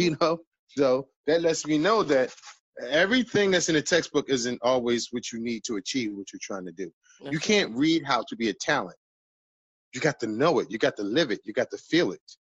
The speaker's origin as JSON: {"language": "English", "town": "Philadelphia", "region": "Pennsylvania", "country": "United States", "tie": "born or raised there", "said": "I'm from West Philly"}